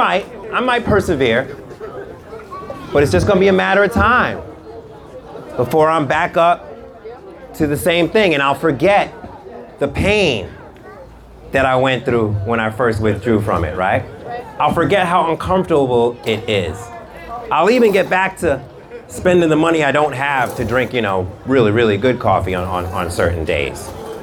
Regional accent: United Kingdom; I'm British, pinkies up, right?

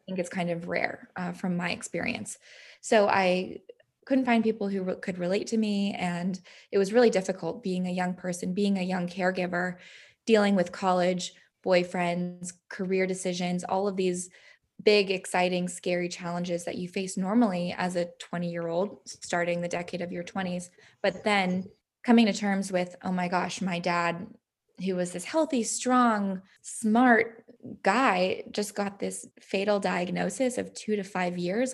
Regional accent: San Diego, California, United States; it was really fun to grow up there

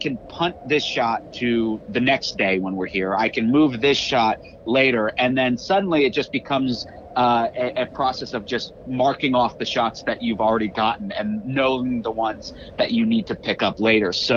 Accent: Florida, United States; I grew up in Florida

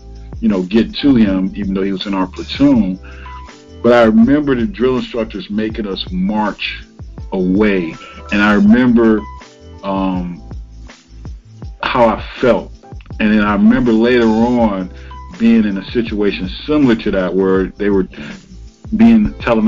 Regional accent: Cleveland, Ohio, United States; I'm from Cleveland, and I'm from definitely an urban area, so the hood

